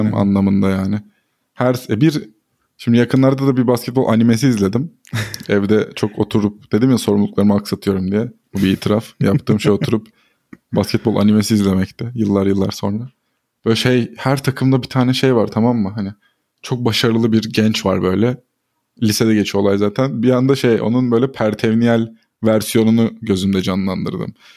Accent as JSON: {"language": "Turkish", "region": "Istanbul", "country": "Turkey", "tie": "born or raised there", "said": "Bizim ortaokulumuz e, Galatasaray Spor Kulübü'nün Florya'daki e, kompleksine yakındı"}